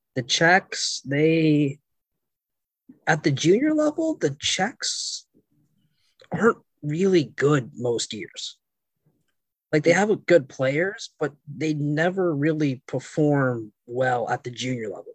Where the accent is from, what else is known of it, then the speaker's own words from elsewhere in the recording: Canada; being Canadian